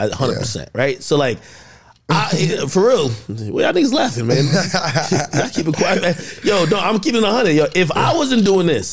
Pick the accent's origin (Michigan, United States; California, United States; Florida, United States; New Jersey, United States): New Jersey, United States; also born or lived in Jamaica; I grew up in Jersey. I was born in Jamaica, but I grew up in Jersey